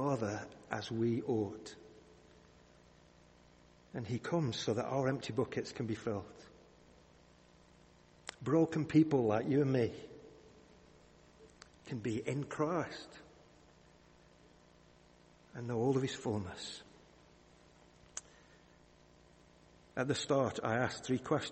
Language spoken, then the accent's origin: English; the Northwest, North West England, United Kingdom; When I was a kid, I grew up in the Northwest.